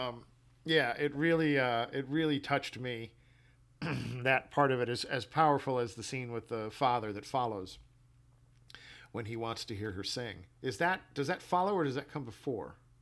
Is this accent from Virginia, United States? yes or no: no; New York City, New York, United States; moved away; also born or lived in Midwest; I was born in Manhattan and I was raised in Brooklyn